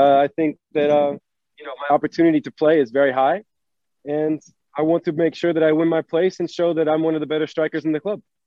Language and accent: English; North Carolina, United States; moved away as an adult; also born or lived in New York / Norway; I was born in New York. I was raised in North Carolina, um, to my dad